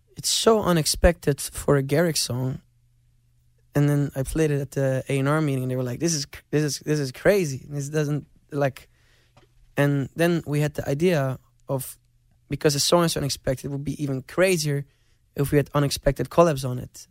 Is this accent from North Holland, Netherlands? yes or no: yes; Amsterdam, North Holland, Netherlands; I grew up in Amsterdam